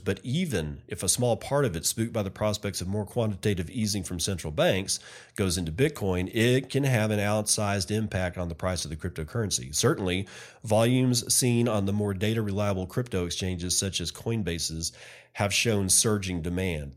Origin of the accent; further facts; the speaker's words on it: Texas, United States; here in my home state